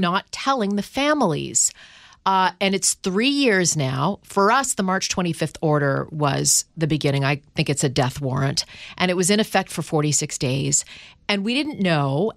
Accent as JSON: {"language": "English", "country": "Canada", "moved": "yes", "lives_now": "United States", "said": "I'm from Canada. I mean, so I'm from a socialist country."}